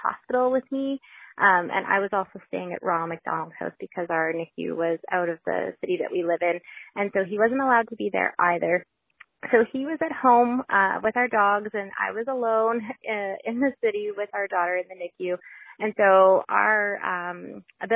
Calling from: Alberta, Canada; I'm calling from Alberta, Canada

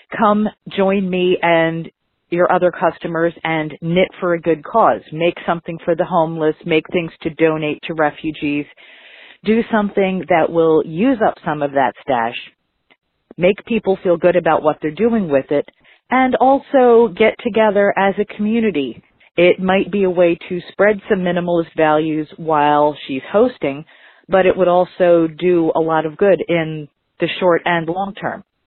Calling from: Philadelphia, Pennsylvania, United States; I'm calling from Philadelphia

